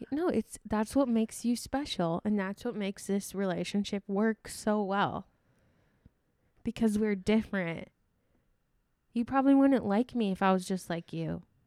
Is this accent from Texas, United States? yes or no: no; Sioux Falls, South Dakota, United States; moved away as an adult; also born or lived in Iowa; I've always moved with my parents. Like, I moved from Iowa to Sioux Falls